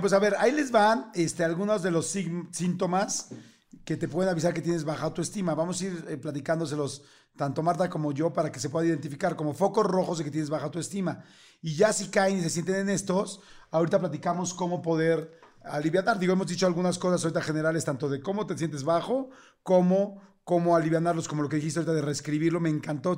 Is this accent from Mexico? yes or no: yes; Mexico City, Mexico; nací eh, y crecí toda la vida, en la, primero de chiquito en la colonia Narvarte, en la Ciudad de México